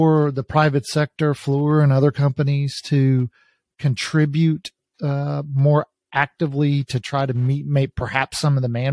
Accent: East Texas, United States; I'm from East Texas

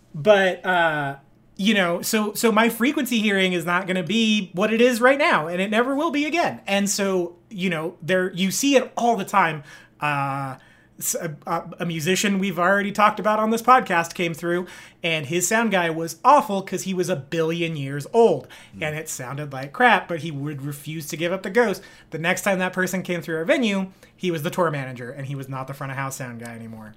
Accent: Bakersfield, California, United States; I'm from Bakersfield, California

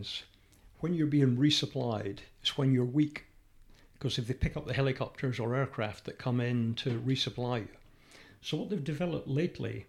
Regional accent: United Kingdom; we're British

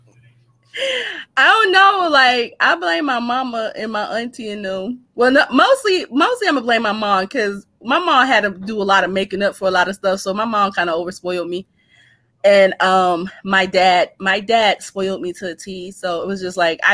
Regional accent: Youngstown, Ohio, United States; I'm from Youngstown.

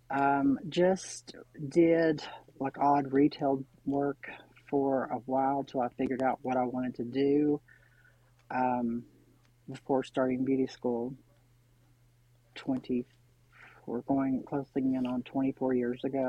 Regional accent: Oneida, Tennessee, United States; I actually grew up where I am now. It's a very small town in East Tennessee called Oneida, Tennessee.

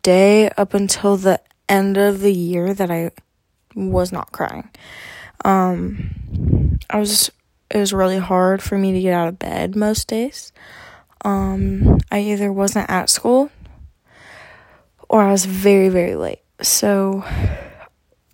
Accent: Arkansas, United States; I am from Arkansas, and my family is originally from Michigan, and my mom's side of the family is originally from Minnesota

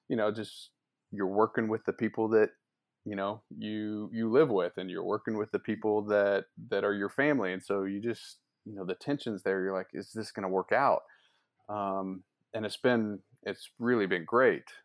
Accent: Tulsa, Oklahoma, United States; I grew up here in Tulsa

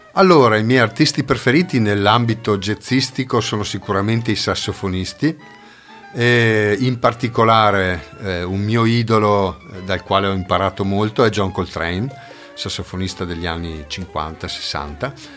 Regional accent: Tesero, Trentino-Alto Adige, Italy; della banda musicale di Tesero, del mio paese

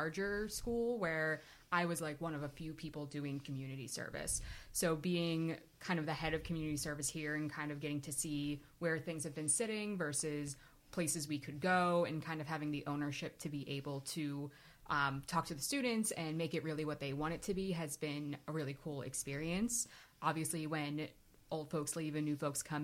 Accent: Warminster, Pennsylvania, United States; moved away as an adult; also born or lived in Albany, New York; I'm from the Warminster, Southampton area originally.

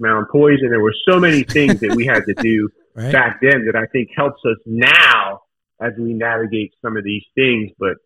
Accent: Newark, Delaware, United States; I grew up in Newark, Delaware, not too far from you guys.

